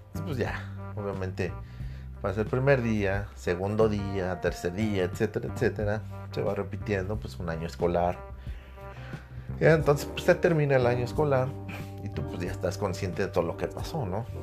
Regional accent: Mexico; como buen mexicano

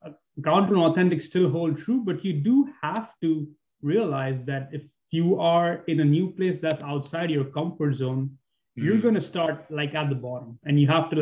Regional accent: Mumbai, Maharashtra, India; moved away; also born or lived in New York; I'm from a city that's very much like New York. I'm from Bombay.

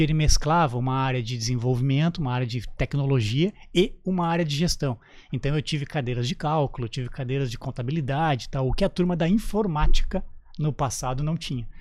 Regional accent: Canoas, Rio Grande do Sul, Brazil; moved away as an adult; also born or lived in Porto Alegre; now in Santa Catarina, Brazil; no Rio Grande do Sul, na minha terra natal. Eu sou natural de Canoas

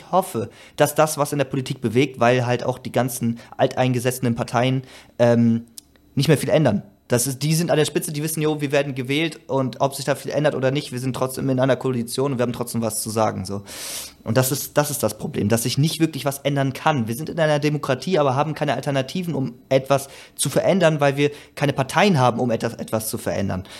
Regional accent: Germany; ich jetzt als Deutscher

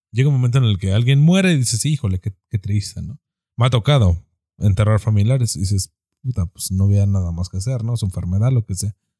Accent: Mexico; como machos mexicanos

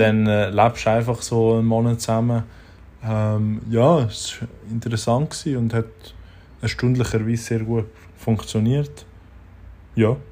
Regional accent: Switzerland; als Schweizer Schreiner

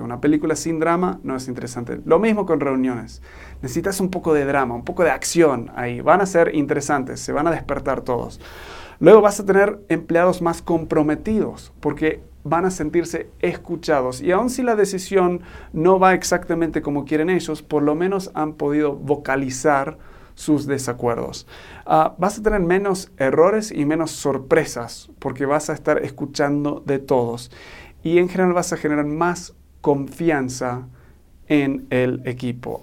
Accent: Argentina; now in Mexico; soy un gringo, pero me crié en Argentina y ahora estoy viviendo en México.

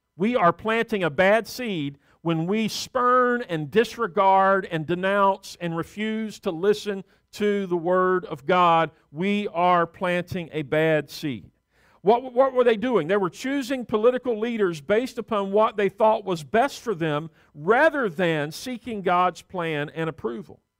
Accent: the South, United States; growing up in the South

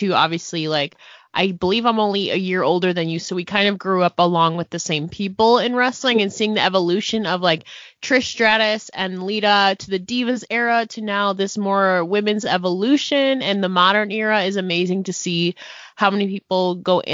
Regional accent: Buffalo, New York, United States; I'm very close to the Peace Bridge border because I'm from Buffalo, New York

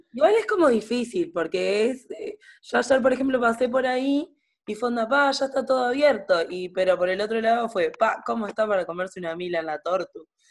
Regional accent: Sauce, Canelones, Uruguay; yo soy de Sauce, Canelones

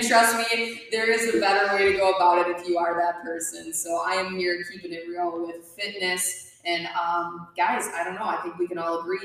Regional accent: Minnesota, United States; I'm from Stuartville, Minnesota

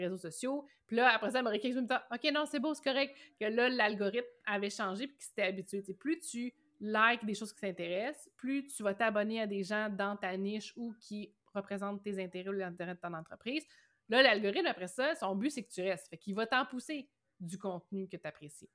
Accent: Rimouski, Quebec, Canada; also born or lived in Matane; Moi, je suis originaire de Rimouski

